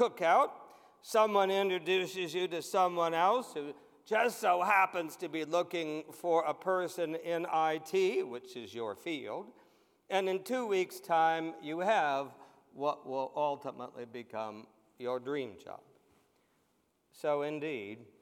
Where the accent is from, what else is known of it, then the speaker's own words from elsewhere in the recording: White Cottage, Ohio, United States; Growing up in that little church in White Cottage, Ohio